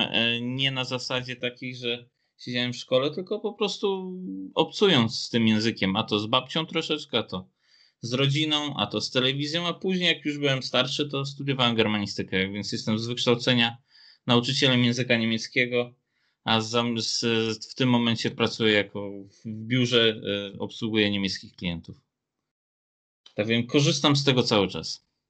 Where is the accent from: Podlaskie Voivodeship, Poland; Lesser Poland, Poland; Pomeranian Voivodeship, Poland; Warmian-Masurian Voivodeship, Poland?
Warmian-Masurian Voivodeship, Poland; Szczytno; na tych terenach, gdzie ja teraz mieszkam wokół Szczytna. Tak więc e, nawet na ulicy, na której ja się wychowałem